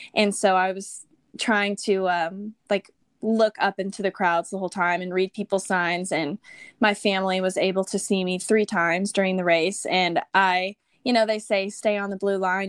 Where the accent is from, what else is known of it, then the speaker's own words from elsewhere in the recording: Texas, United States; also born or lived in Austin, Texas; I'm born and raised in Texas. I grew up in a very small town and then moved to Austin after college